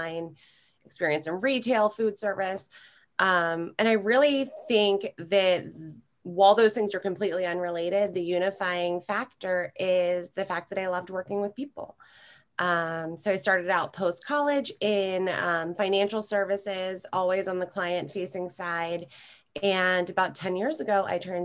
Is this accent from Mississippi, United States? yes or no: no; New Jersey, United States; also born or lived in Philadelphia; I grew up in South Jersey in an entrepreneurial family